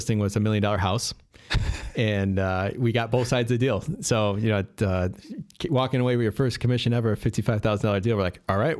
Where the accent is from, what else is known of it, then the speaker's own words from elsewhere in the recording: Addison, Illinois, United States; I grew up in the Western suburbs in Addison.